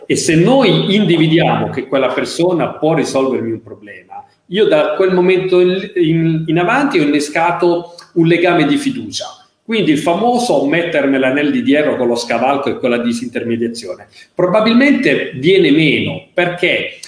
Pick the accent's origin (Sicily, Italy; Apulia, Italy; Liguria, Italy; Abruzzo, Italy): Apulia, Italy; sono pugliese